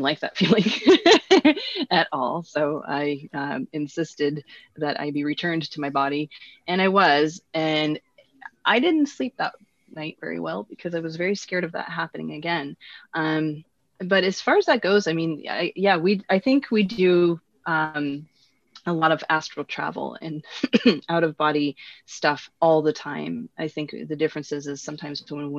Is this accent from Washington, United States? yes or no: yes; Washington, United States; also born or lived in Ontario; I'm actually from Washington State